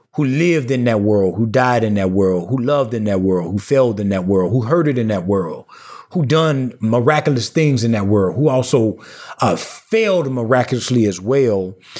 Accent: the Black Rural South, United States; I'm from the Black World South, a small town of about two thousand people

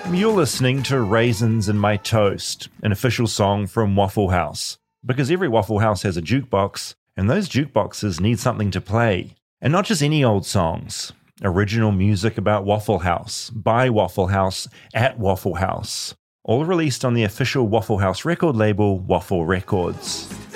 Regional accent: New Zealand; I'm from New Zealand

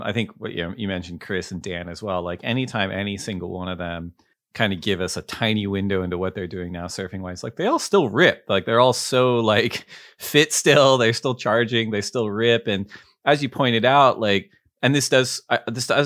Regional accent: Santa Barbara, California, United States; I don't know if you felt that too, kind of growing up in Santa Barbara, where it just might not be like possible to surf every day

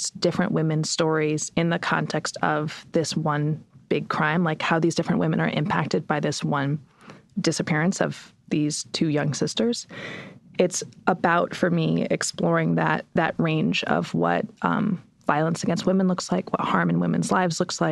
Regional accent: United States; as an American

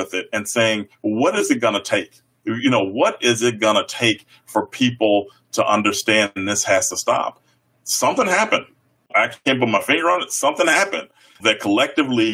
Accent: Chicago, Illinois, United States; now in Iowa, United States; I grew up on the South Side of Chicago

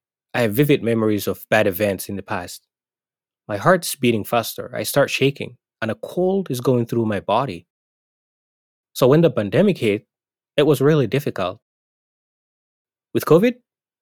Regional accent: Somalia; moved away as an adult; now in Maine, United States; I still say I'm from Somalia

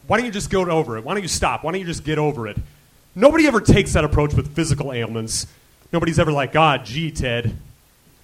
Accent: Nebraska, United States; also born or lived in Pennsylvania / New York; now in Los Angeles, United States

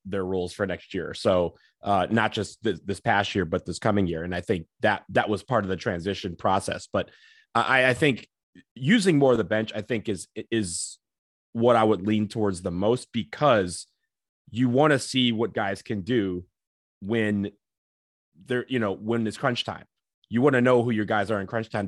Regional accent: Michigan, United States; I'm from Michigan

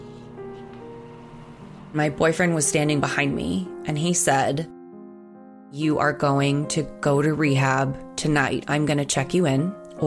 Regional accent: Nashua, New Hampshire, United States; I grew up in Nashua, New Hampshire, which is right on the border of Massachusetts.

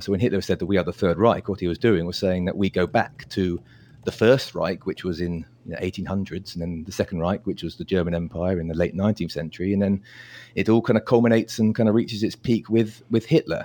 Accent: United Kingdom; I'm British

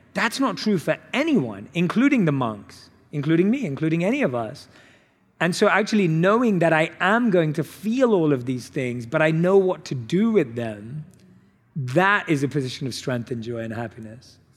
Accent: London, United Kingdom; I was born and raised in London

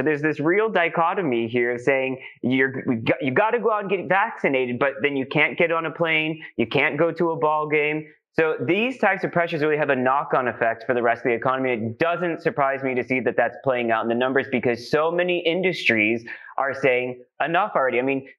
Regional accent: Arizona, United States; now in United Kingdom; I'm from Arizona originally, and I was back home

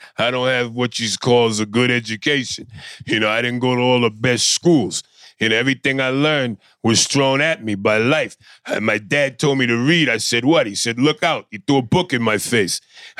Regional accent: Philadelphia, Pennsylvania, United States; You know, I'm from South Philly.

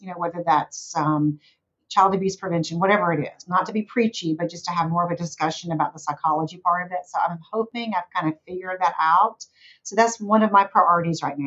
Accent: the South, United States; accent: Southern; my occasional Southern accent

